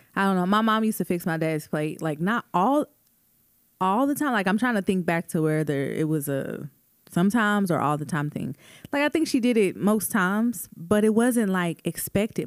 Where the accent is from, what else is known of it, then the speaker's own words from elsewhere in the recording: Tulsa, Oklahoma, United States; Even in Tulsa, like, I, I do remember celebrating Juneteenth as a kid